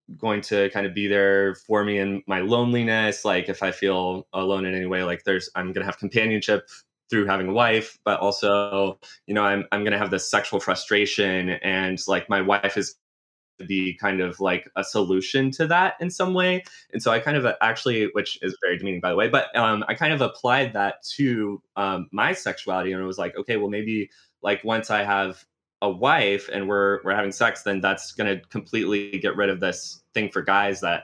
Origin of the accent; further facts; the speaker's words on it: South Carolina, United States; moved away as an adult; now in New York, United States; I grew up in South Carolina, multi-generation South Carolinian